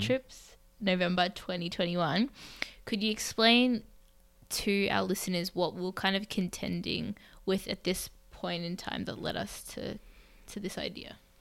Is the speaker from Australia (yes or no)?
yes; Melbourne, Victoria, Australia; moved away as an adult; now in New York, United States; I was born in Melbourne, Australia, one of the most livable cities